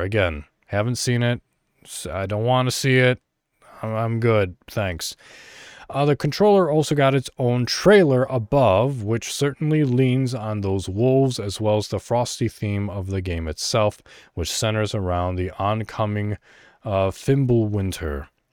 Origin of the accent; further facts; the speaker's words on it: Illinois, United States; moved away; I was born in America, you know, in Illinois, an American